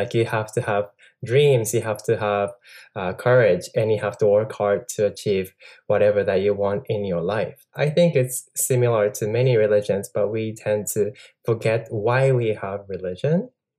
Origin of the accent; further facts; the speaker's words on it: Japan; moved away as an adult; also born or lived in Boston, Massachusetts / Franklin, Massachusetts / New York; I was born in Japan. Actually, my house is a temple. Both of my parents are certified monks.